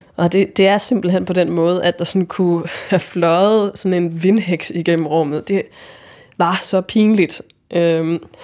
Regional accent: Jutland, Denmark; moved away; jeg kommer fra Jylland på det her tidspunkt, og jeg er 22 år.

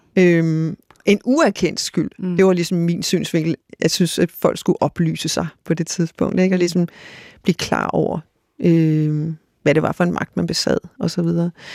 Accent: Greenland; moved away as an adult; now in Denmark; min opvækst i Grønland og min ungdom i Grønland, øh, og da jeg så kom til Danmark

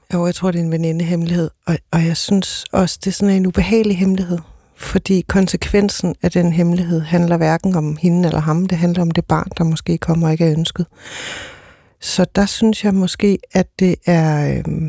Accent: Odense, Southern Denmark, Denmark; Jeg kommer totalt fra Odense

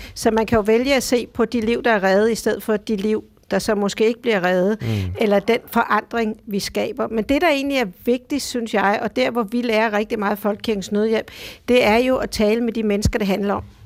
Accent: Denmark; hjemme i Danmark

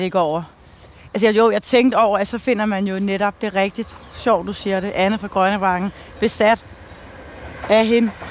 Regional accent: Denmark; her, hvor jeg voksede op

